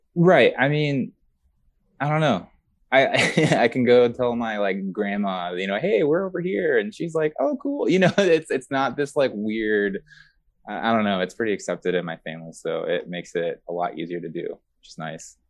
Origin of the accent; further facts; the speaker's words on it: San Pedro, California, United States; also born or lived in Long Beach; I actually grew up in San Pedro for most of my life